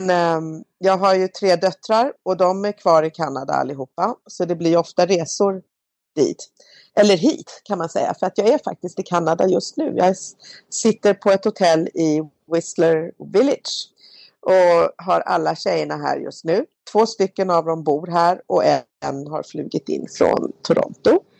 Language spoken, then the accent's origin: Swedish; Malmö, Skåne, Sweden; Och min mamma började bli äldre hemma i Malmö